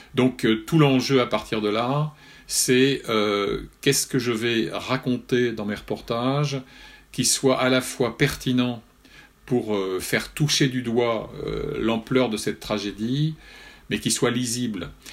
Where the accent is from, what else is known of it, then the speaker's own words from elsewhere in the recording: France; j'avais la chance d'avoir à 12 kilomètres de mon village de Bocanligny euh, la meilleure école de journalistes de France de l'époque